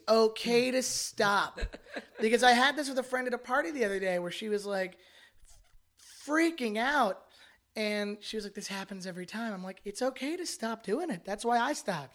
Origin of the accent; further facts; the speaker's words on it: Canada; now in United States; I'm Canadian